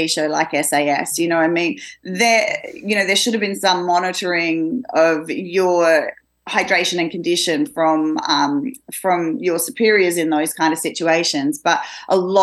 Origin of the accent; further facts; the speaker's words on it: Australia; I'm Australian. I come from Australia